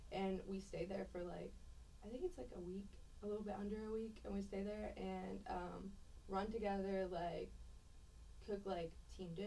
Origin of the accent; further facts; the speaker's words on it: Pittsburgh, Pennsylvania, United States; moved away; also born or lived in Cypress, Texas; originally I'm from Pittsburgh, Pennsylvania.